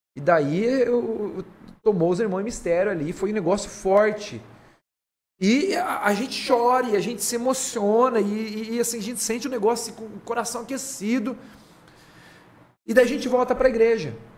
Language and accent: Portuguese; Garça, São Paulo, Brazil; also born or lived in Jaú; eu sou de Garça